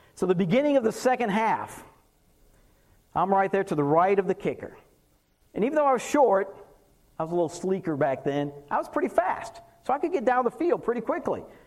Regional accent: Massachusetts, United States; now in North Texas, United States; I'm from Massachusetts

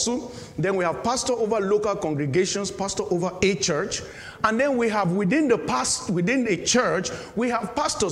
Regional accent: Nigeria; moved away as an adult; now in United Kingdom; I am a Nigerian as well.

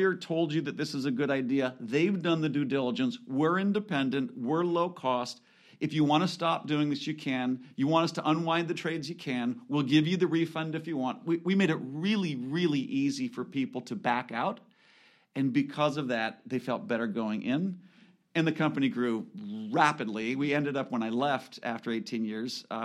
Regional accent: California, United States; also born or lived in Washington; I grew up in California

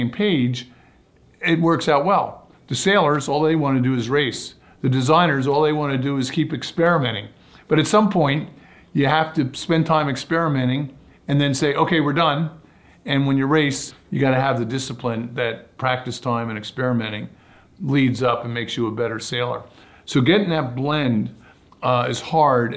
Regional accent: Barnegat Bay, New Jersey, United States; I grew up sailing in Barnicot Bay, New Jersey, in the Jersey Shore

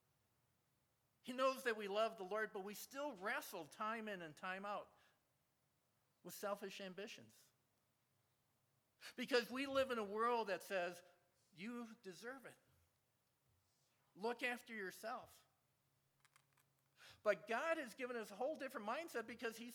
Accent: Michigan, United States; I'm from Michigan

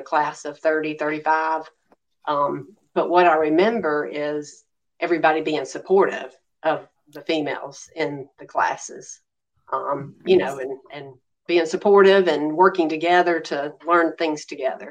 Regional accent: Macon, Georgia, United States; also born or lived in Houston, Texas; came back to Macon, Georgia, my hometown.

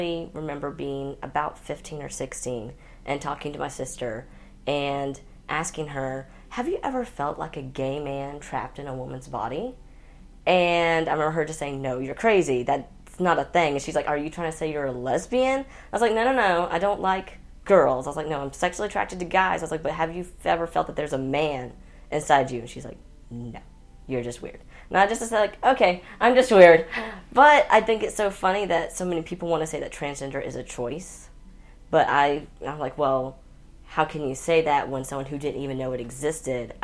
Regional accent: Central Georgia, United States; I grew up in Central Georgia

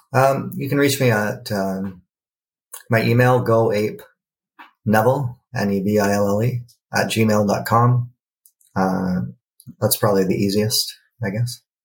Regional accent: Canada; being Canadian

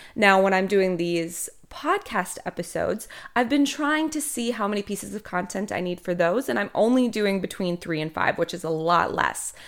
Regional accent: Minnesota, United States; moved away as an adult; now in Emerald Coast, Florida, United States; originally I am from Minnesota, although I have not lived there in almost twelve years

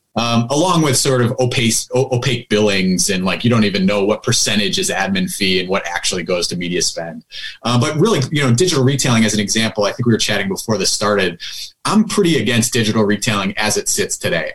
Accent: Buffalo, New York, United States; also born or lived in Southern California / San Francisco / Las Vegas; so I moved back to my hometown, Buffalo, New York.

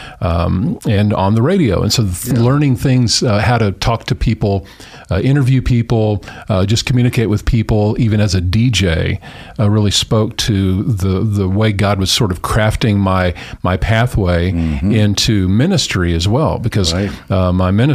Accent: Dallas, Texas, United States; moved away as an adult; also born or lived in Tucson, Arizona / Lubbock, Texas; now in Treasure Valley, United States; I actually was born in Tucson, Arizona, but moved to Dallas when I was just 2 years old. But grew up there

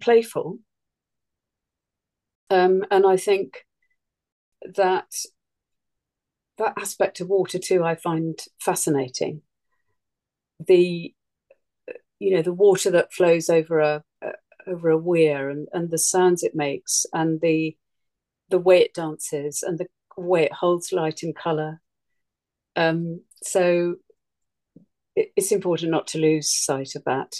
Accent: East Sussex, South East England, United Kingdom; now in Suffolk, United Kingdom; where I grew up in East Sussex, we lived in a house that had a natural spring in the garden

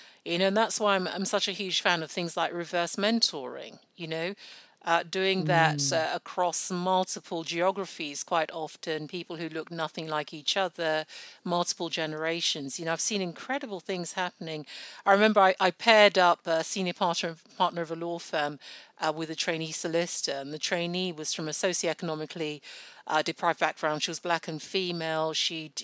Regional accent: Nigeria; now in United Kingdom; I was born in Nigeria. I still speak Yoruba, one of our many, many Nigerian languages, fluently, and I'm very proud of that fact. I go back home regularly

